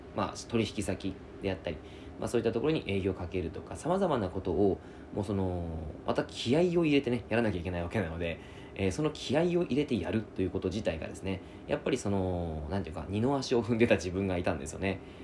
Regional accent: Yamagata, Japan; now in Fukuoka, Japan; 僕の実家が山形なんです

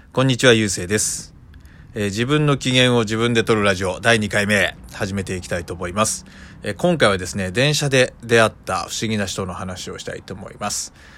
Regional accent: Ishikawa, Japan; 僕の地元石川とかだと

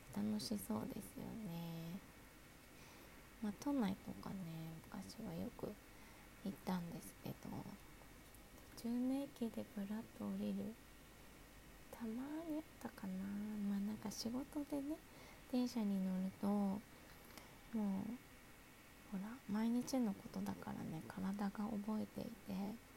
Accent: Kanto, Japan; 関東生まれ

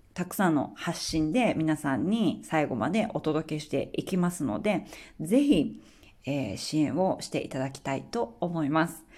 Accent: Akita, Japan; now in Australia; 私の地元の秋田

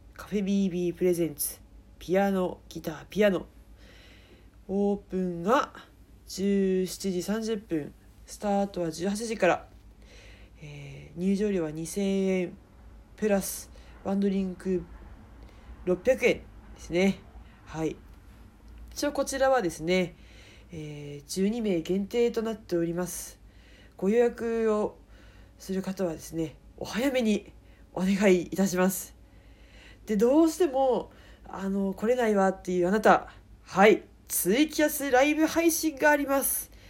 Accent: Miyagi, Japan; 地元 宮城から

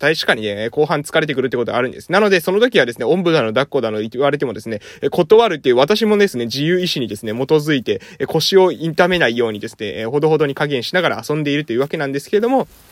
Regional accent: Amami Oshima, Kagoshima, Japan; moved away; 私みたいに地元に帰ってくるために地域おこし協力隊を活用する

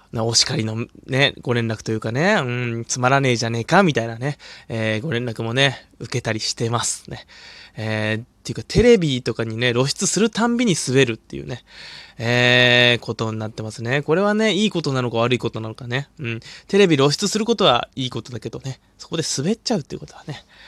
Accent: Hokkaido, Japan; 僕北海道出身なんですけど

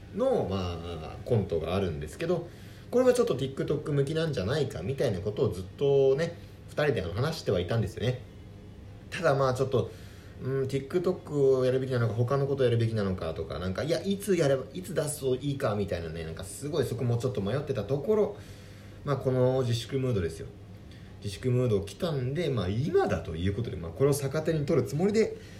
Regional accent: Tokyo, Japan; 僕ら東京の出身なんですけど

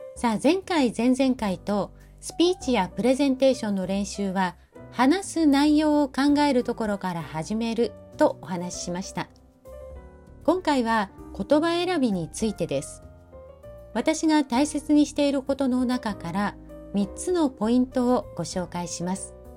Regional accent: Fukuoka, Japan; 私は福岡出身

